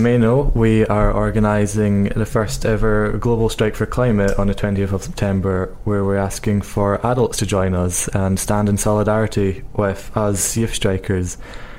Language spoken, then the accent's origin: English; Glasgow, Scotland, United Kingdom; I am a 17-year-old youth striker from Glasgow